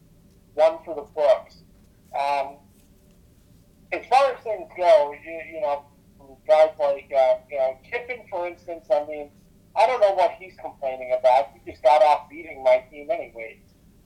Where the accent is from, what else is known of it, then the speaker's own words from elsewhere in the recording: New England, United States; I'm from New England